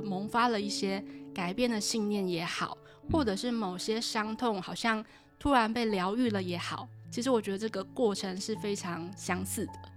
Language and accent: Chinese; Taipei, Taiwan; moved away as an adult; also born or lived in Tainan / Taoyuan; 我是在台北长大